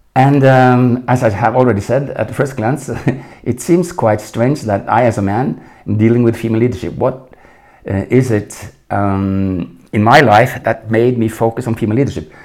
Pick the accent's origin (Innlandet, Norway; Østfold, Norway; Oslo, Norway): Oslo, Norway; English is a second language; moved away as an adult; now in Munich, Germany; I was born in Oslo in 1952